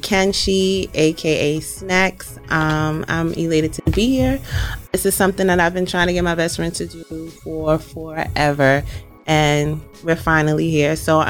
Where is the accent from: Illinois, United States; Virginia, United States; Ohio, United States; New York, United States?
New York, United States; New York City; You know, I'm from Queens